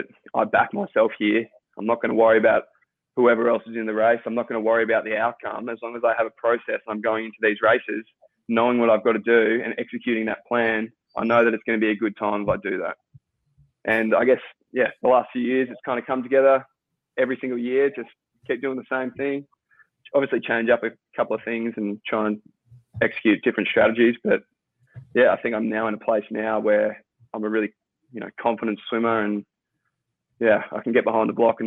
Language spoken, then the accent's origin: English; Victoria, Australia; one of the guys that I grew up in Victoria